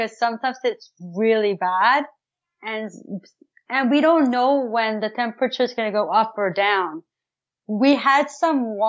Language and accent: English; Ottawa, Ontario, Canada; I'm from Canada, Ottawa, Ontario